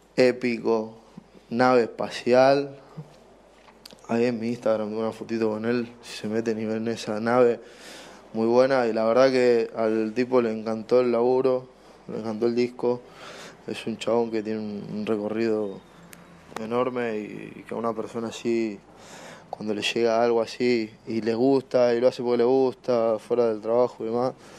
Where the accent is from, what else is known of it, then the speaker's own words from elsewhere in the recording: Buenos Aires, Argentina; soy productor de Buenos Aires, Argentina